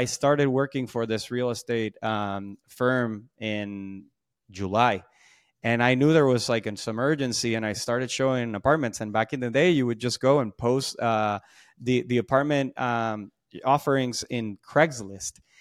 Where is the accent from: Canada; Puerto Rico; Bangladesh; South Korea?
Puerto Rico; moved away; also born or lived in Boston; I'm from Puerto Rico, so that's where a lot of, uh, the energy, charisma, um, and, and, and sort of vibe comes from